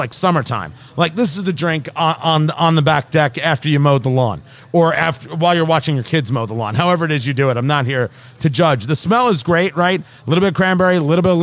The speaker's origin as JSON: {"language": "English", "region": "New Jersey", "country": "United States", "tie": "born or raised there", "also_born_or_lived": "Brooklyn, New York", "said": "Growing up in Jersey, born in Brooklyn, I never, ever had a fear of being in New York"}